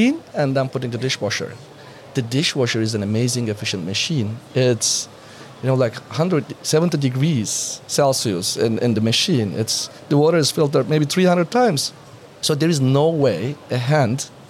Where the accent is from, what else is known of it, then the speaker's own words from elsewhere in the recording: Turkey; I'm coming from Turkey